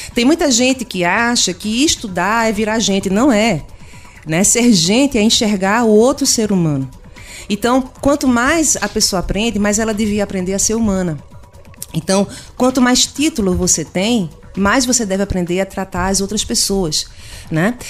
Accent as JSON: {"language": "Portuguese", "region": "Pernambuco", "country": "Brazil", "said": "eu sou pernambucana da região"}